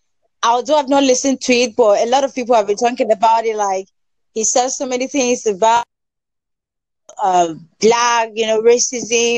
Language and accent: English; Nigeria; From Nigeria.